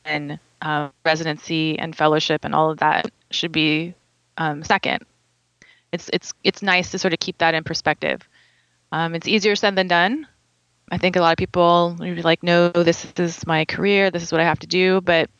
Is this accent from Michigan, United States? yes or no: no; California, United States; moved away as an adult; growing up in California